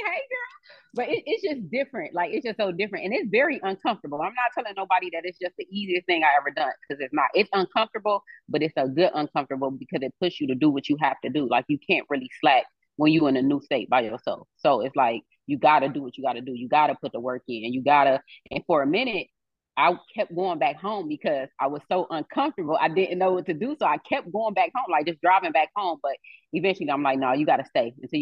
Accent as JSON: {"language": "English", "town": "Cleveland", "region": "Ohio", "country": "United States", "moved": "as an adult", "said": "I'm from Cleveland. That's my city"}